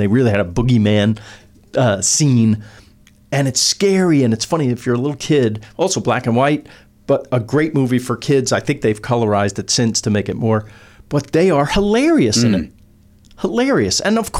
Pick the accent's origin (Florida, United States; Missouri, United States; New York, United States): New York, United States; I'm from New York